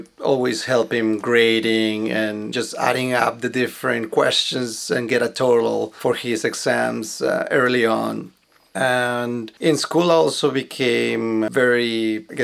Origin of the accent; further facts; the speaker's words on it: Bogota, Colombia; moved away; I was born in Colombia, in Bogota, and it was a very nice environment that we had